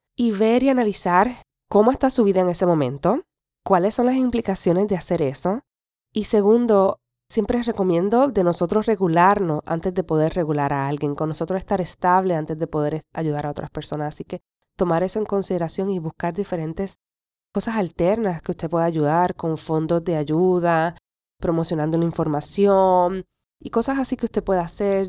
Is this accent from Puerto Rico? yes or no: yes; Puerto Rico; first language Spanish; moved away as an adult; es mi, es mi nación, es donde me vio crecer